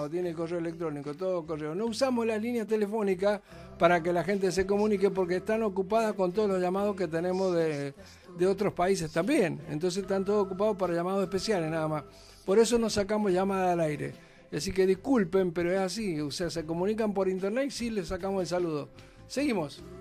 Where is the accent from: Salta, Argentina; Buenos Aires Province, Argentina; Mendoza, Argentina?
Mendoza, Argentina; Ahí está, para la gente de Mendoza, voy yo soy de Mendoza, tenemos mandana, ahí está.